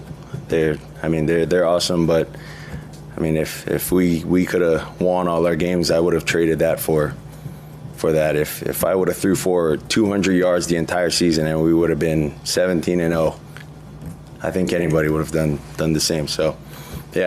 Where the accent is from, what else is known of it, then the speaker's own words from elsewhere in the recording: Hawaii, United States; moved away as an adult; now in Miami, United States; I'm Samoan. I grew up in Hawaii